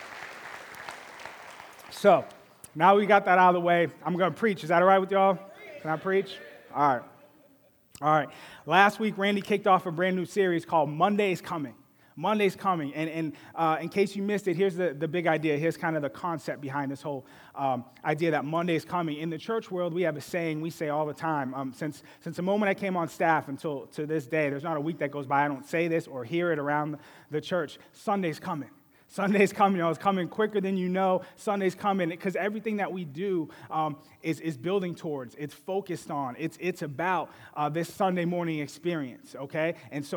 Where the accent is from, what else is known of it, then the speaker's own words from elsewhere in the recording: Boston, Massachusetts, United States; I grew up in Boston.